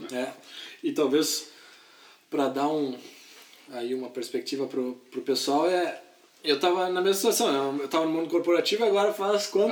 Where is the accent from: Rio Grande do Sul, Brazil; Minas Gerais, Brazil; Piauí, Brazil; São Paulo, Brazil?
Rio Grande do Sul, Brazil; Porto Alegre; moved away as an adult; also born or lived in Santa Catarina; now in United States; eu sou de Porto Alegre, uh, gaúcho, e uh, estudei, fiz veterinária lá em Porto Alegre